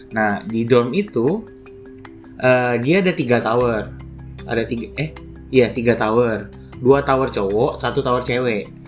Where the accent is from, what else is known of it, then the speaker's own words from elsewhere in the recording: Manado, North Sulawesi, Indonesia; moved away as an adult; now in Jakarta, Indonesia; Jadi aku aslinya dari Manado, kan. Terus, uh, dari S D sampai S M A di Manado